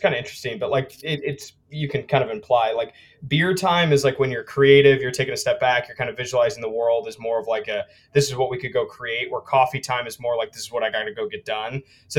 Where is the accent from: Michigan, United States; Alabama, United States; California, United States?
Michigan, United States; Saline; You know, I grew up in Saline.